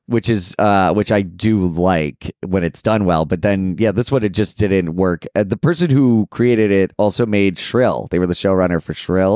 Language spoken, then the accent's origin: English; Delaware, United States; as a Delawarean